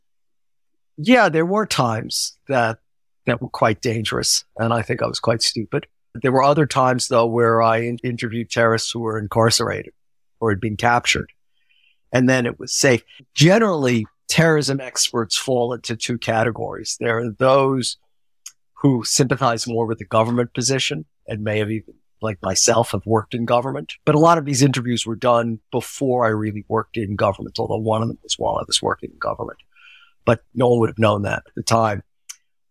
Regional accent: United States; being American

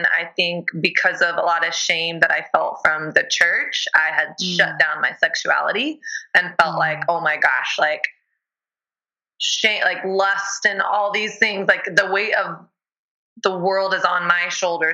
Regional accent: the South, United States; moved away as an adult; also born or lived in Texas; now in New York City, United States; I grew up in the South

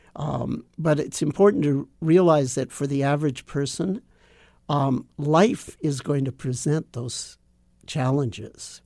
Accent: Los Angeles, California, United States; moved away; also born or lived in Japan; I grew up in Los Angeles

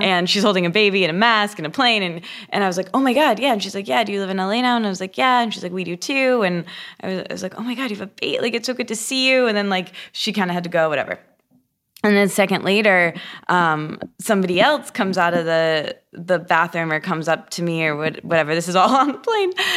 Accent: Michigan, United States; moved away; I grew up in Michigan in a, a small college town.

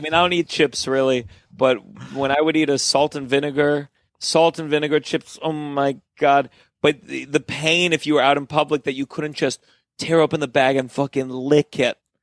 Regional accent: Potomac, Maryland, United States; growing up in Potomac

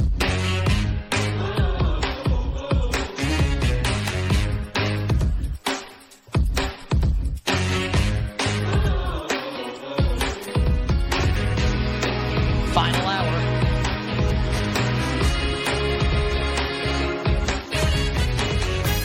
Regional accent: New York, United States; As a New Yorker

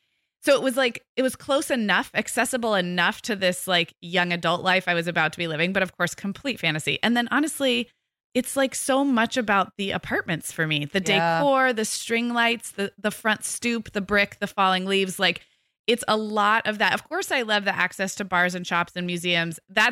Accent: West Coast, United States; because I grew up on the West Coast with a lot of newer cities

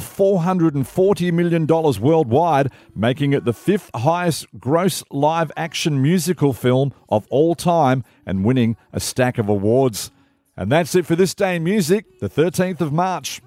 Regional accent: Australia

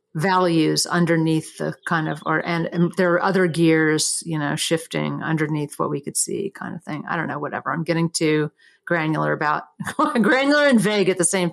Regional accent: Durham, North Carolina, United States; moved away as an adult; also born or lived in San Francisco; when I grew up in Durham

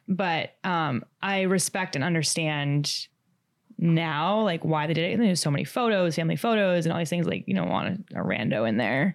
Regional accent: Long Island, New York, United States; moved away as an adult; now in Manhattan, United States; I am from Long Island. I live in the city now, in Manhattan

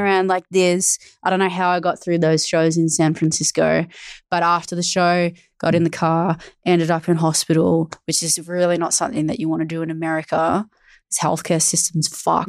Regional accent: Australia; I'm Australian

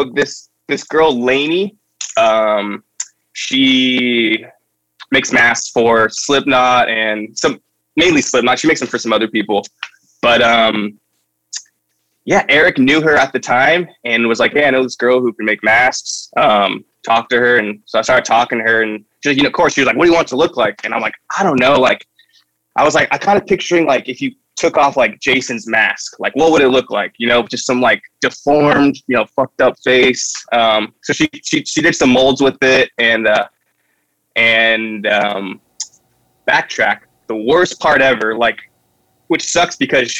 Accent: Santa Barbara, California, United States; I'm from Santa Barbara

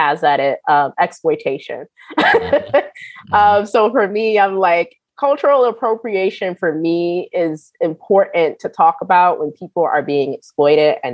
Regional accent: Rochester, New York, United States; I'm from Western New York, Rochester, New York, and a lot of my folks are from the South

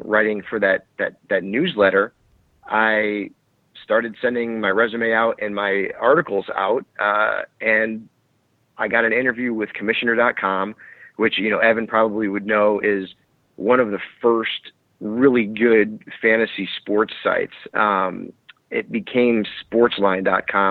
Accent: Connecticut, United States; moved away as an adult; also born or lived in Staten Island, New York; originally from Connecticut

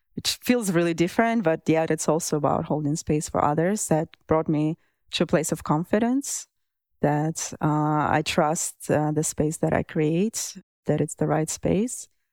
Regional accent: Russia; moved away; I grew up in Russia

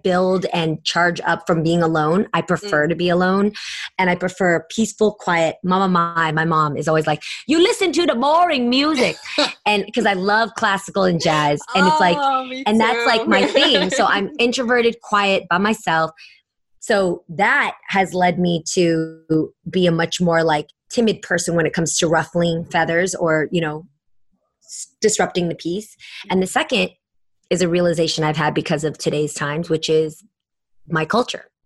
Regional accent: San Francisco, California, United States; also born or lived in San Jose; growing up in San Francisco, I had a lot of gay friends

